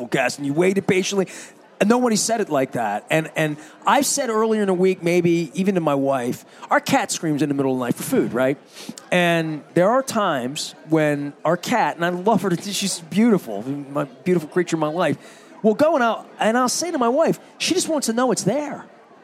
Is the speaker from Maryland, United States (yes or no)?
yes; Dundalk, Maryland, United States; I grew up in Dundalk in the 70s and 80s